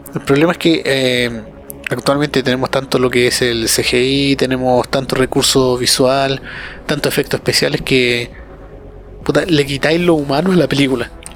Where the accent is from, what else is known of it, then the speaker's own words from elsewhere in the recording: Chile; yo soy chileno